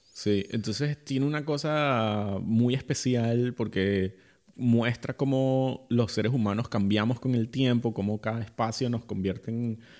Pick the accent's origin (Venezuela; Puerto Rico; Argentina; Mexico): Venezuela; moved away; yo como venezolano